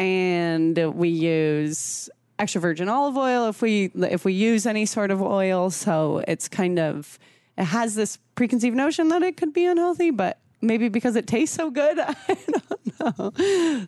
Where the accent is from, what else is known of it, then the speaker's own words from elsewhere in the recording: San Diego, California, United States; also born or lived in Washington State / Brazil; now in Omaha, United States; growing up in San Diego